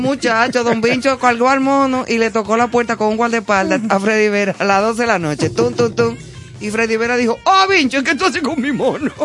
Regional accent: Santo Domingo, Distrito Nacional, Dominican Republic; also born or lived in Madrid; crecí y me crié en Gascue.

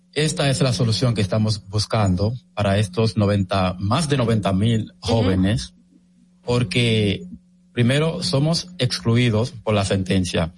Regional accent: Puerto Plata, Dominican Republic; en Puerto Plata, que es de donde yo soy mm, oriundo

